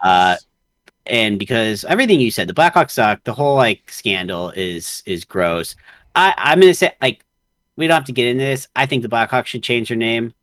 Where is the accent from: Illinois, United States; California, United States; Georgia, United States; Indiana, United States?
Illinois, United States; Chicago; I grew up playing hockey in Chicago